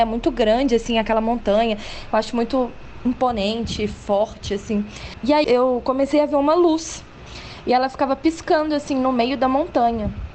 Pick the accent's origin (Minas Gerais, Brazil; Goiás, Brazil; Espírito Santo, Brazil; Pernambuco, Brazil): Minas Gerais, Brazil; Belo Horizonte; sou nascida e criada aqui em Belo Horizonte